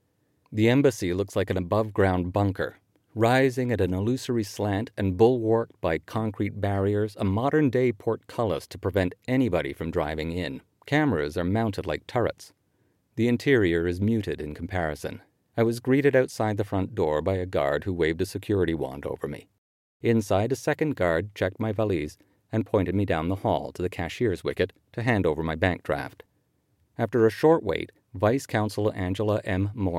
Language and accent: English; Canada; And so it was as a Canadian that I watched the midterm elections in November 2018